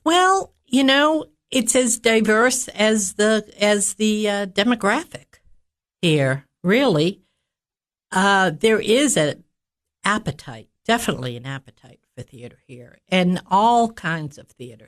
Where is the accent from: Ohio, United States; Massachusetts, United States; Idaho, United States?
Massachusetts, United States; moved away as an adult; also born or lived in Cookeville, Tennessee; now in Baxter, United States; I was born and raised in Massachusetts